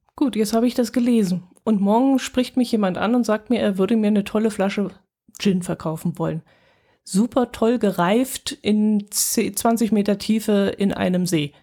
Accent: Germany; bei uns in Deutschland

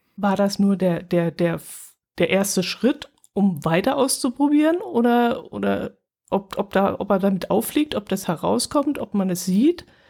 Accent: Germany; wir Deutschen

